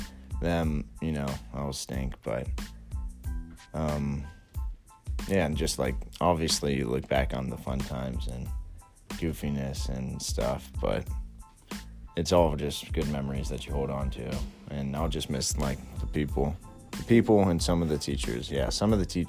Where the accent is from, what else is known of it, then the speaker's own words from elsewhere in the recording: Houston, Texas, United States; now in Fort Worth, United States; my hometown of Houston, which is a great city in Texas.